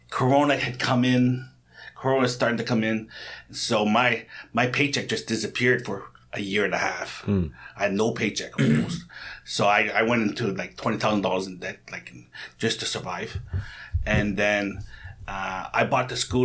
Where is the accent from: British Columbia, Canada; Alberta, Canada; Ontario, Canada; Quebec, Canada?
Ontario, Canada; North Bay; moved away as an adult; now in Ulsan, South Korea; I'm from North Bay